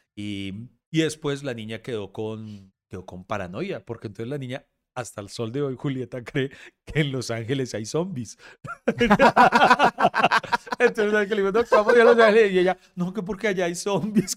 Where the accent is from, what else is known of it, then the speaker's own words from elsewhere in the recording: Bogotá, Colombia; crecí en La Estrada, eh, en Bogotá